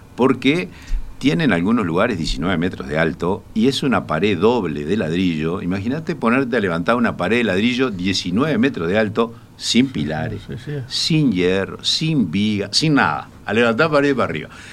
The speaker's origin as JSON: {"language": "Spanish", "town": "Colonia del Sacramento", "region": "Colonia", "country": "Uruguay", "tie": "born or raised there", "said": "yo soy coloniense. nací, en Colonia de Sacramento, así que te imaginarás que me eduqué viendo un lugar"}